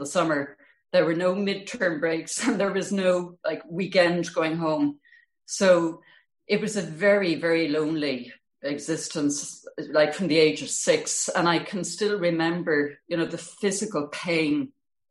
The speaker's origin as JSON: {"language": "English", "town": "Bandon", "region": "Munster", "country": "Ireland", "tie": "born or raised there", "also_born_or_lived": "Blackrock, Cork", "said": "I was born into number 77 South Main Street, Bandon."}